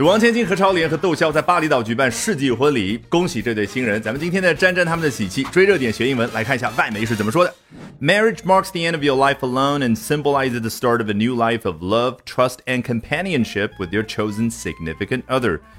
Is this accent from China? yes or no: yes; China; 我们中国人